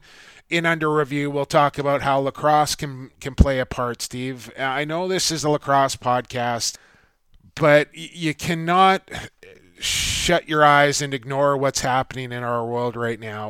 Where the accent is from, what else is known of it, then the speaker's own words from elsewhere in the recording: Canada; also born or lived in St. Paul, Minnesota; as a Canadian